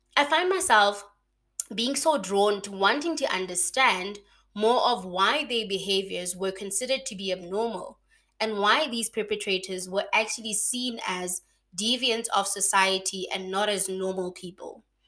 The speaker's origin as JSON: {"language": "English", "town": "Mahikeng", "region": "North West", "country": "South Africa", "tie": "born or raised there", "moved": "as an adult", "lives_now": "Bloemfontein, South Africa", "said": "born and bred in Mafikeng, but I'm currently living and working in Bloemfontein"}